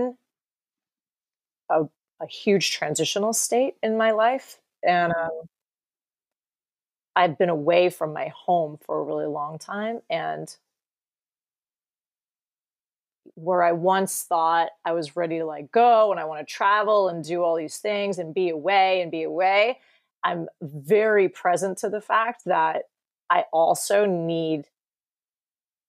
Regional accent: New York, United States; moved away as an adult; also born or lived in Marin County, California; now in California, United States; I grew up in New York and I came to California when I turned 18

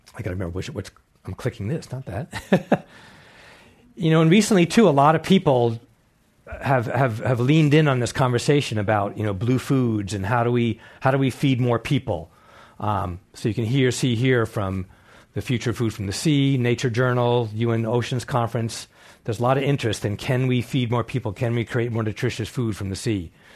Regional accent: East End, Long Island, New York, United States; moved away as an adult; I grew up on the East Coast, on the East End, Long Island, New York, fishing, clamming, hunting

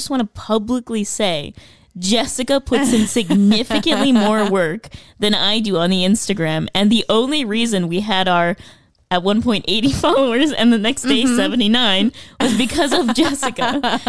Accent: Scotland, United Kingdom; Edinburgh, in the barrels of Edinburgh, the heroin, I'm Scottish.

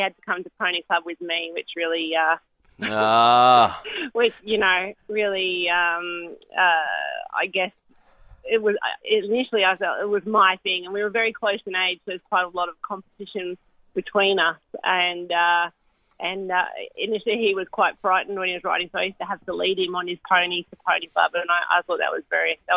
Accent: Central Coast, New South Wales, Australia; moved away as an adult; also born or lived in Western Australia / London; I was born and bred on the Central Coast, but made my way over there with my family after I completed high school to start at university there.

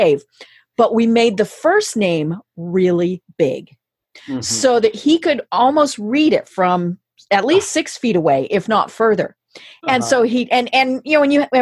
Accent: Colorado, United States; now in Atlanta, United States; I'm in Atlanta now, but I'm from Colorado.

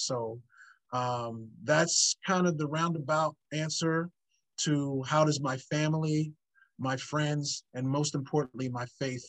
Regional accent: Philadelphia, Pennsylvania, United States; So people that I am friends with are the ones that I grew up in the Philadelphia area

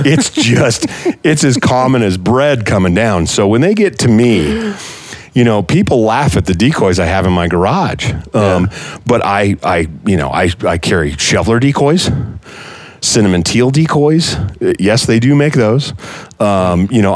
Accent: Montana, United States; now in Arizona, United States; I grew up in Montana

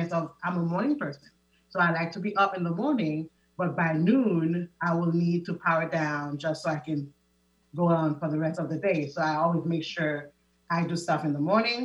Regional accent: Haiti; moved away; I am originally from Haiti. I was born and raised

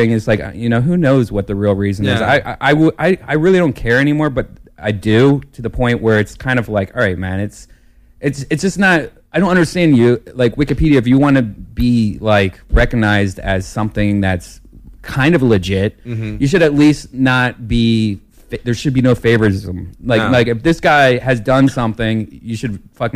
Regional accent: Ohio, United States; moved away as an adult; now in Los Angeles, United States; when you grow up in Ohio, like, we had like two or three black people we went to a big school

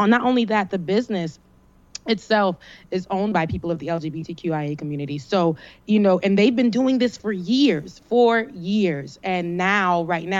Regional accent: South Florida, United States; I'm from Florida. I'm a Florida girl naturally. I'm from South Florida

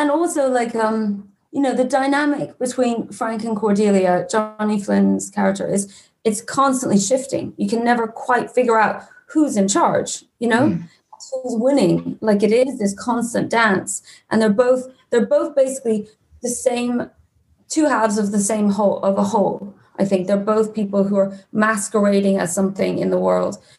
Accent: Switzerland; moved away; I grew up in Switzerland

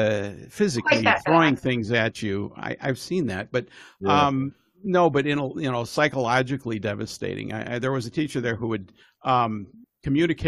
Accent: Evanston, Illinois, United States; also born or lived in Bloomington, Indiana; now in Seattle, United States; I was originally from the Chicago area, Evanston

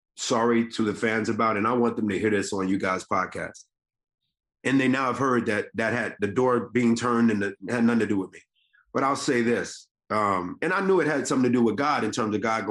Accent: Decatur, Georgia, United States; I grew up in the deck. I grew up in Decatur

